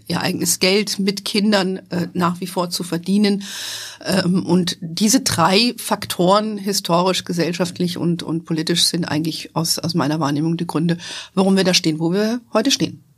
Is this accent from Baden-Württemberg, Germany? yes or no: no; Hesse, Germany; moved away as an adult; also born or lived in United States / Frankfurt; mit dem Unternehmen zurück nach Deutschland zu gehen, nach Hessen in meine alte Heimat